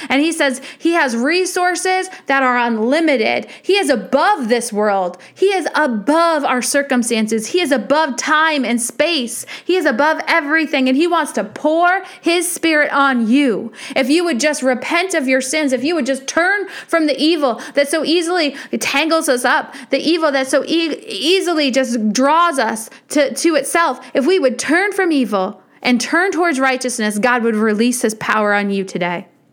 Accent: United States; as American Christians

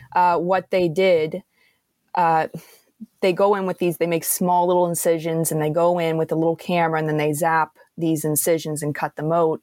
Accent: Antigonish, Nova Scotia, Canada; where I'm from in, uh, Antigonish area there

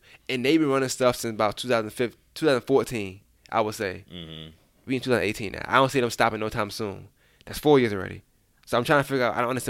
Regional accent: Atlanta, Georgia, United States; No, I'm not from Augusta, I'm from Atlanta

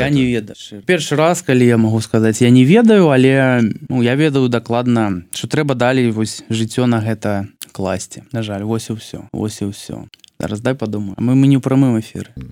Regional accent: Belarus; moved away; я з чарнобыльской зоны

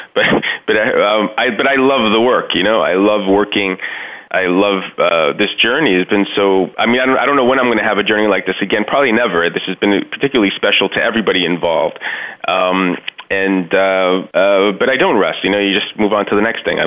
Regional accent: Laredo, Texas, United States; moved away as an adult; I left Laredo in 1990, which is it was a much smaller town back then

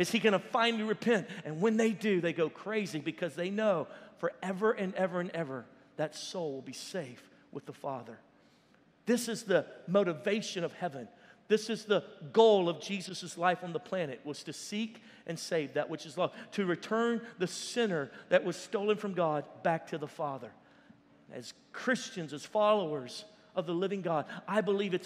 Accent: Louisiana, United States; we're from Louisiana

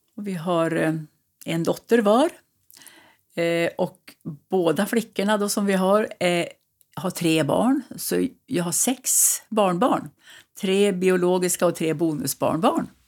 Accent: Sveg, Jämtland, Sweden; also born or lived in Östersund / Värmland; now in Husum, Sweden; jag är född i Jämtland och uppvuxen i Sveg i Härjedalen

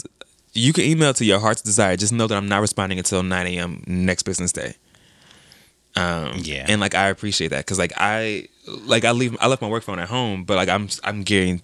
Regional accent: Dallas, Texas, United States; moved away; also born or lived in Cape Girardeau, Missouri; I was born in Cape Girardeau, Missouri, which is like a really, really small town right on the Mississippi River. My mom was born there. My dad lived there. And she left with the mindset of like, this ain't it. Yeah. So she went to Dallas, raised us in Dallas

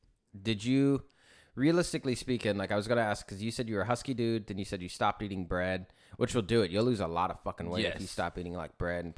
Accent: Glendale, Arizona, United States; moved away; I grew up in Westside Phoenix in Glendale, over by like where the arenas are.

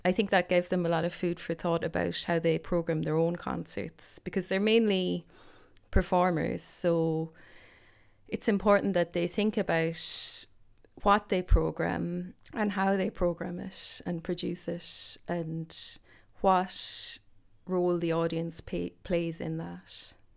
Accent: Ireland; I'm an Irish composer

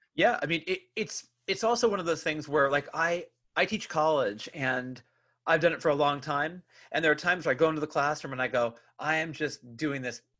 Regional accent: Bay Area, California, United States; growing up in the Bay Area, like you and I did

